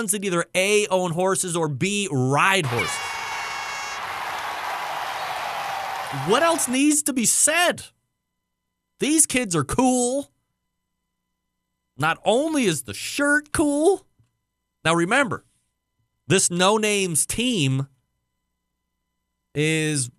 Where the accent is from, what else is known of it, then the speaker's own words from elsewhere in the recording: Cleveland, Ohio, United States; we're from Cleveland